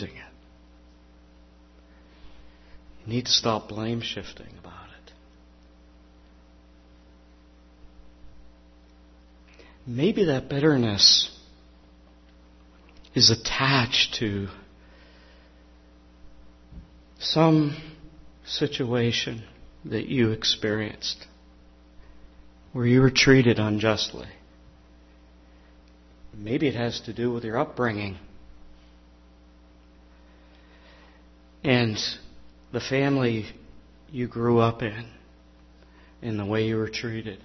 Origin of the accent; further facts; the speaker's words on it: Pittsburgh, Pennsylvania, United States; I grew up in the Pittsburgh area, a little corner of southeast Pittsburgh, Lincoln Place.